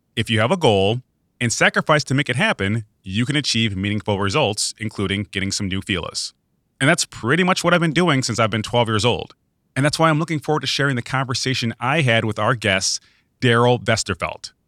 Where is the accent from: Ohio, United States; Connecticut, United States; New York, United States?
New York, United States; Webster; I grew up in Webster, New York, which is a suburb of Rochester, New York.